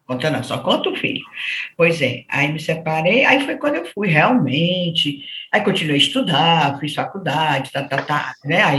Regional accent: Crato, Ceará, Brazil; born there; … de Crato, é, sou nasci no Crato.

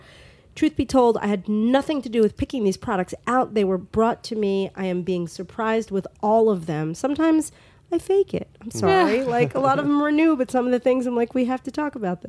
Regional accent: New York City, New York, United States; also born or lived in Long Island; I'm from Brooklyn originally.

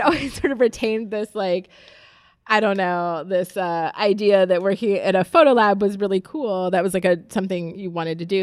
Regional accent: Youngstown, Ohio, United States; also born or lived in Jacksonville, Florida / Columbus, Ohio / Cincinnati, Ohio; I am from, uh, northeastern Ohio, uh, Youngstown, which is Rust Belt territory

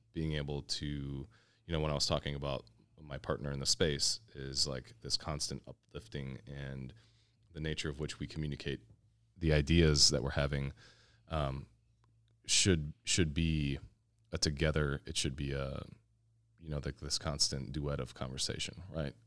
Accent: Kenosha, Wisconsin, United States; moved away as an adult; now in Milwaukee, United States; I am born and raised in Kenosha, Wisconsin.

